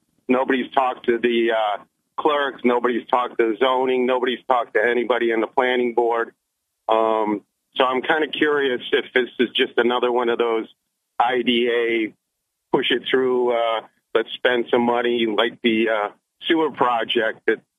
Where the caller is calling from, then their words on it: Maine, United States; Oh, this is … from Maine.